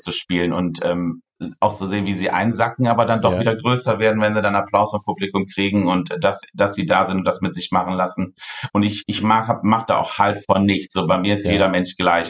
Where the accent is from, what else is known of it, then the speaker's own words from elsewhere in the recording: near Cologne, North Rhine-Westphalia, Germany; now in Cologne, Germany; ich komme aus dem wunderschönen Köln und ich bin auch ähm, hier in der Nähe aufgewachsen. Ich bin leider keine gebürtige Kölnerin